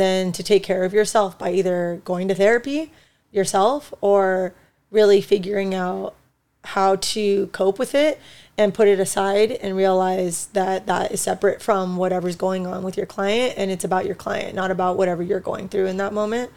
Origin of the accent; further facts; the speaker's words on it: United States; so I'm Mexican. I was born in the United States, though, so Mexican American, more Chicana